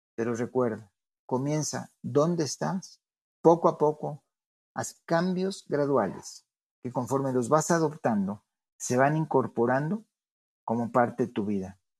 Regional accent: Mexico

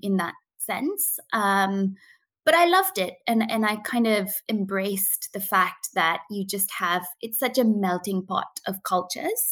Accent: Coonoor, Tamil Nadu, India; moved away as an adult; I was born and brought up in India, in a little town called Kunnoor in the Nilgiri Mountains

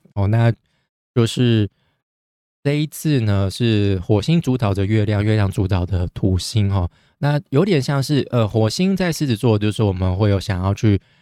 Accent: Taiwan; 但我们台湾人已经爽了一年多

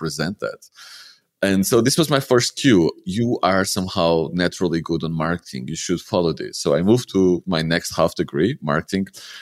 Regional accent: Lisbon, Portugal; moved away as an adult; also born or lived in Porto / Algarve; I grew up in Lisbon, so I'm a little bit spoiled

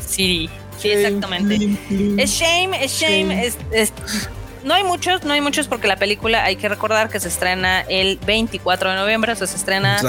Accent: Mexico

